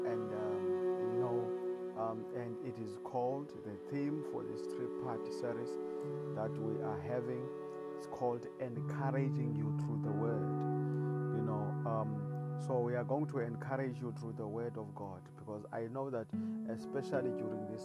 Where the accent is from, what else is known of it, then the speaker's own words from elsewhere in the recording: South Africa; I come all the way from South Africa